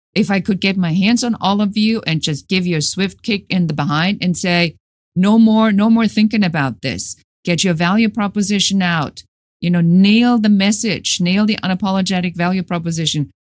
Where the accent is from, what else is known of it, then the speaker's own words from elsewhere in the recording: Germany; moved away as an adult; now in United States; Originally, I'm from Germany.